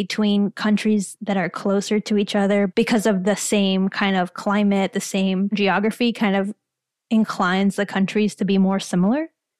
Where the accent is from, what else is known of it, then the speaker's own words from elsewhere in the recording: Miami, Florida, United States; Yes, I'm from Florida. I grew up in Miami. Again, not the sexy part, but I grew up in Kendall